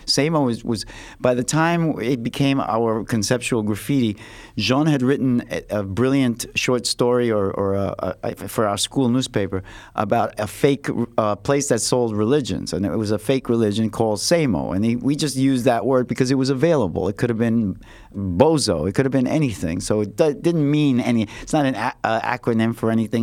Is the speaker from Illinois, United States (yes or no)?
no; New York City, New York, United States; I came from the Lower East Side, and it was a little more ghetto there